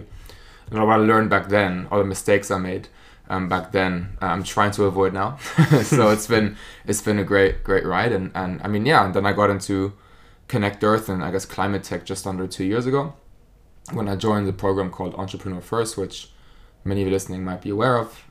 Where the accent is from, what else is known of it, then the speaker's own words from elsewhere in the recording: Germany; accent: German; English is a second language; moved away as an adult; now in United Kingdom; So, I'm from Germany, as you can probably tell from my accent.